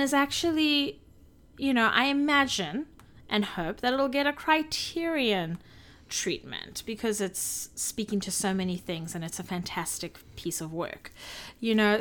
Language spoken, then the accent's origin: English; South Africa; I'm a South African. I grew up with these animals forty minutes away from me.